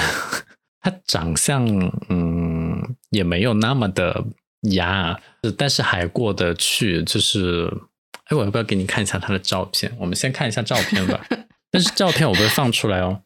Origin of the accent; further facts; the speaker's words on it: Chengdu, Sichuan, China; moved away; 跟我是一起从成都过来的，我们是，啊，就是在这边发现彼此是同乡